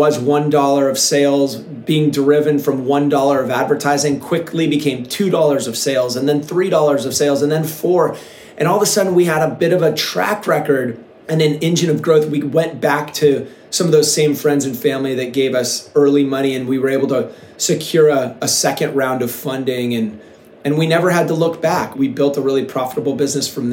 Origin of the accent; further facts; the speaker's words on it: Seattle, Washington, United States; moved away as an adult; now in Encinitas, United States; when I was a kid, I grew up in Seattle